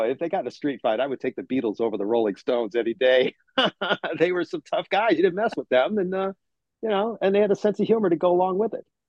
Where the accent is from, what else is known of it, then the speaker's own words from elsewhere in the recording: Cleveland, Ohio, United States; moved away as an adult; also born or lived in New York City / Los Angeles; I grew up in Cleveland